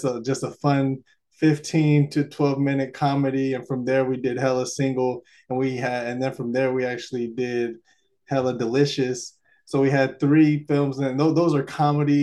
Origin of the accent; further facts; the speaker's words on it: Alameda, California, United States; also born or lived in Davis, California; I grew up in Alameda, California, and I still live here till this day